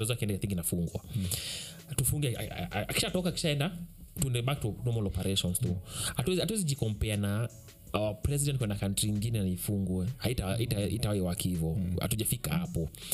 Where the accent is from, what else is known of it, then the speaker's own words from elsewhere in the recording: Kenya; kama mkenya wa kawaida